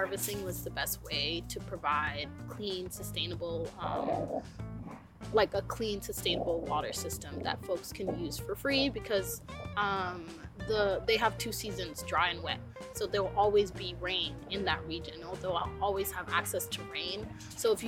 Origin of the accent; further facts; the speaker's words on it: South Sudan; now in Portland, United States; I'm Nuer, I'm from the Nuer tribe of South Sudan